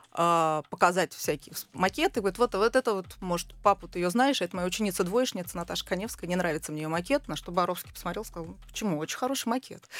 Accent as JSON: {"language": "Russian", "country": "Israel", "tie": "born or raised there", "also_born_or_lived": "Russia", "moved": "yes", "said": "я росла в Израиле"}